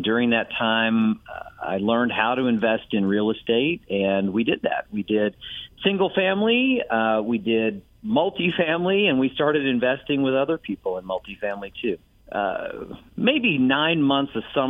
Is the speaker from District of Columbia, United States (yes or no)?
no; Bowling Green, Kentucky, United States; moved away as an adult; also born or lived in Atlanta / Washington, D.C. / New York / Houston; now in Tennessee, United States; I grew up in Bowling Green, Kentucky